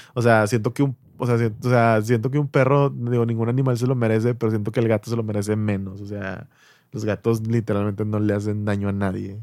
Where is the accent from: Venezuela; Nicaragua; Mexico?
Mexico; en México somos el país de Latinoamérica